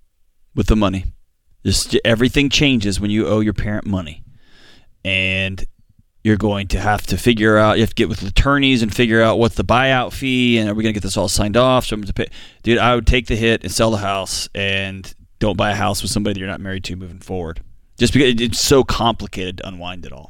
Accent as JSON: {"language": "English", "town": "Houston", "region": "Texas", "country": "United States", "said": "I'm from Houston"}